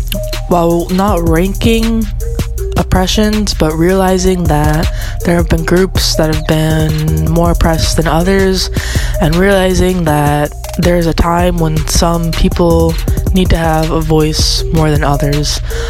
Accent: Orlando, Florida, United States; I am from Orlando, Florida. I'm 23 years old and I identify as a non-binary genderqueer woman.

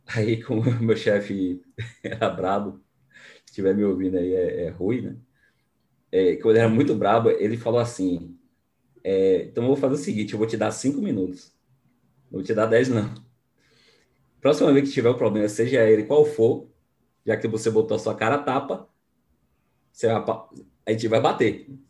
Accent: Bahia, Brazil; Baiano, porque eu sou baiano também, né? Da terra do, do dendê e leite

